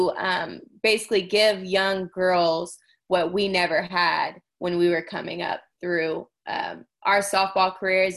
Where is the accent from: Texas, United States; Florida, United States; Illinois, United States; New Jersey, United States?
Texas, United States; Houston; I grew up in Houston, Texas